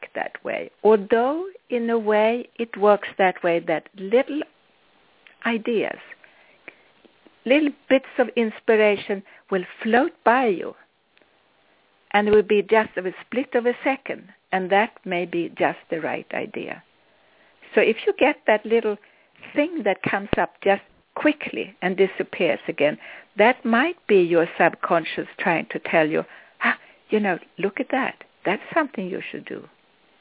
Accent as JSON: {"language": "English", "country": "Sweden", "accent": "Swedish", "second_language": "English", "moved": "yes", "said": "I'm Swedish if you wonder what my accent comes from, what it is."}